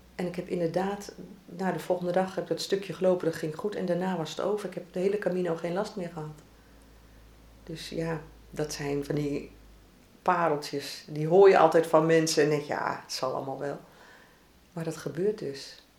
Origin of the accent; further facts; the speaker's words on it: region along the IJssel, eastern Netherlands, Netherlands; moved away as an adult; now in The Hague, Netherlands; de streek waar ik geboren ben en 46 jaar gewoond heb, was geweldig om langs die IJssel te lopen.